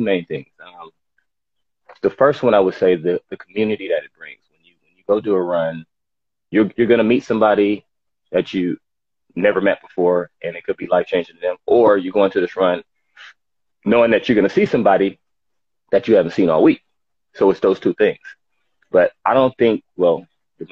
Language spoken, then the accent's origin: English; Los Angeles, California, United States; Los Angeles, California. Born and raised South Central.